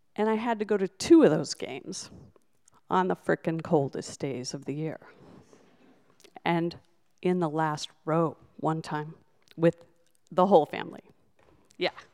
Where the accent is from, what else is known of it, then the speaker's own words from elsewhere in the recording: Nebraska, United States; moved away; also born or lived in New Hampshire; I always hated telling people where I was from